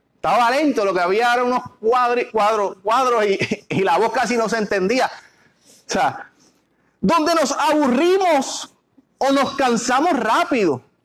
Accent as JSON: {"language": "Spanish", "country": "Puerto Rico", "said": "nosotros somos, los puertorriqueños"}